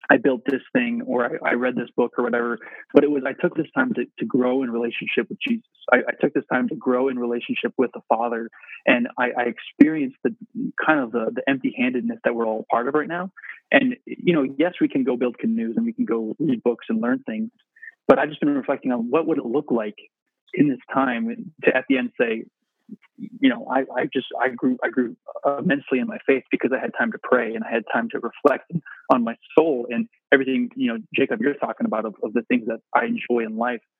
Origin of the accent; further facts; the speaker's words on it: England, United Kingdom; Uh, we're English, so John and I were taught a cheetia